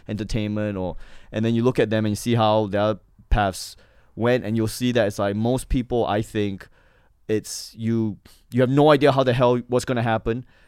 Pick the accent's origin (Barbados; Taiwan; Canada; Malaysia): Malaysia; Johor Bahru, Johor; moved away as an adult; also born or lived in Manchester, New Hampshire, United States / Singapore / Australia; now in United States; my hometown in Malaysia, Johor Bahru, is the border town